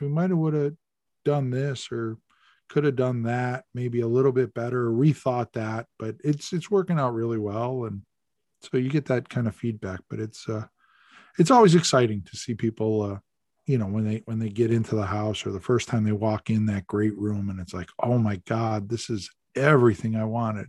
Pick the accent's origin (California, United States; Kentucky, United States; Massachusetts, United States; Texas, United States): Massachusetts, United States; the Berkshires; moved away; I grew up in the Berkshires